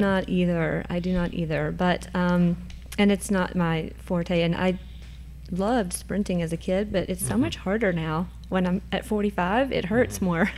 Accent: Cynthiana, Kentucky, United States; moved away; I am from Cynthiana, Kentucky, originally.

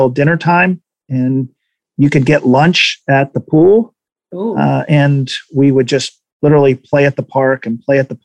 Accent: Cincinnati, Ohio, United States; I grew up in Westwood

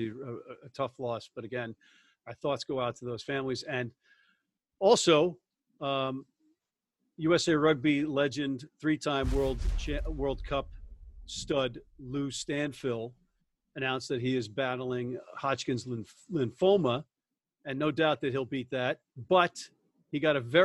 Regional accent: Ireland; I've got this two things about being Irish

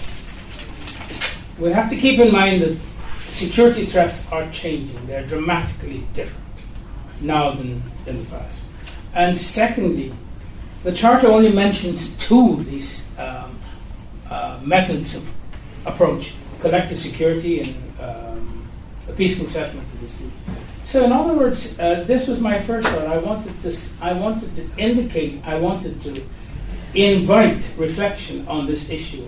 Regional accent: Guyana; I was born and raised in Guyana

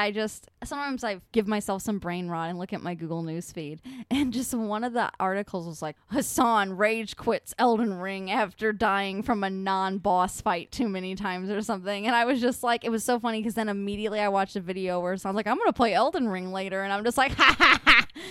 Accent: United States; I'm an American and they didn't teach us about Easter

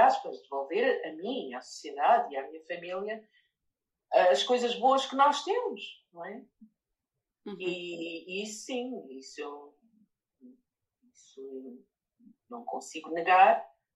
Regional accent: near Lisbon, Portugal; also born or lived in Lyon, France; eu sou de Portugal, perto de Lisboa

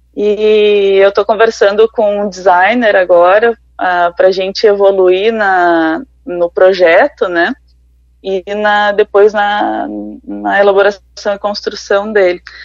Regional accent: Igrejinha, Rio Grande do Sul, Brazil; moved away as an adult; now in Concórdia, Brazil; eu sou gaúcha, ah, eu sou de Igrejinha, passei por várias cidades ah, do Rio Grande do Sul

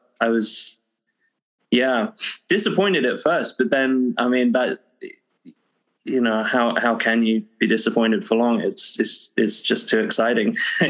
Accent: Norfolk, East of England, United Kingdom; now in London, United Kingdom; So I'm from London. I grew up in Norfolk, which is about 100 miles away from where I am now. But so grew up in the countryside, and then like a lot of musicians made my way here.

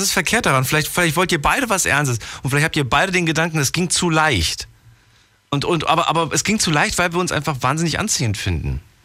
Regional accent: Germany; Ich bin ja ein, ein, ein Kind der DDR

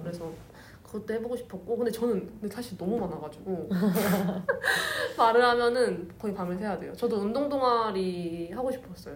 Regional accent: Seoul, South Korea; 원래 서울에서 벗어난 적이 없는 사람이었어가지고

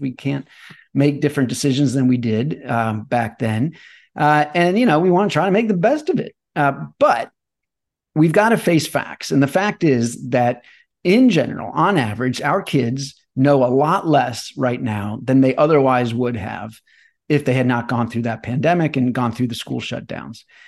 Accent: Chesterfield, Missouri, United States; moved away; I grew up in Chesterfield, Missouri

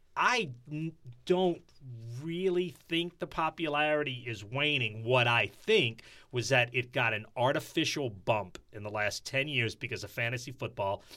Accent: New Orleans, Louisiana, United States; moved away as an adult; also born or lived in South Dakota; I grew up in New Orleans East

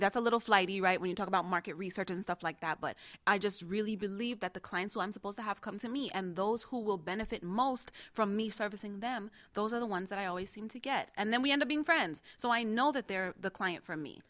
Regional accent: New York City, New York, United States; now in South Florida, United States; I'm from Queens

